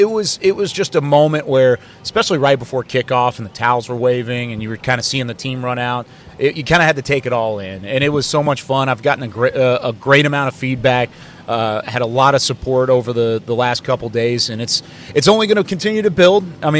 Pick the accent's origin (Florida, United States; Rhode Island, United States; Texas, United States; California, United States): Texas, United States; Waco; I grew up in Waco.